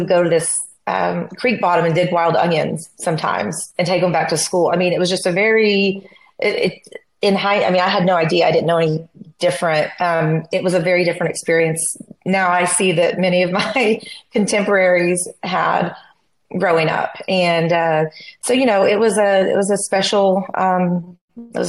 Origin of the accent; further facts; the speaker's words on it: Mayes County, Oklahoma, United States; also born or lived in Tahlequah, Oklahoma / Tulsa, Oklahoma; I grew up in Mays County, Oklahoma, really right on the Mays, Delaware, Cherokee County line, sort